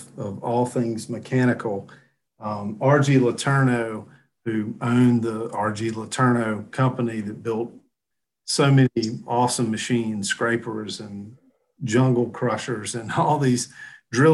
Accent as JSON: {"language": "English", "region": "the South", "country": "United States", "said": "I'm from the South, you know, we're big in the shagging and the oldies down here."}